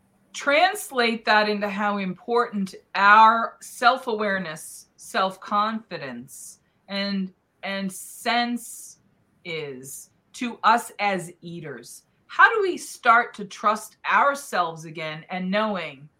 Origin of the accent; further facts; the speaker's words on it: New England, United States; I grew up in New England, and I grew up with the bountiful seafood that it's known for